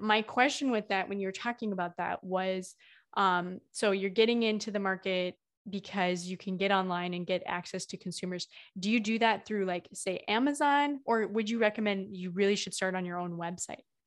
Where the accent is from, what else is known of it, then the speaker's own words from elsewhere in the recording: Midwest, United States; I'm from the Midwest